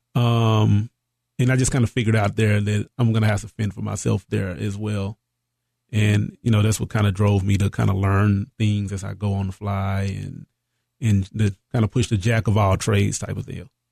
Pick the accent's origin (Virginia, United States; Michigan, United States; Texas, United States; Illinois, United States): Texas, United States; East; also born or lived in Marshall, Texas / Carthage, Texas / Dallas, Texas; I'm originally from East Texas, a small town, Marshall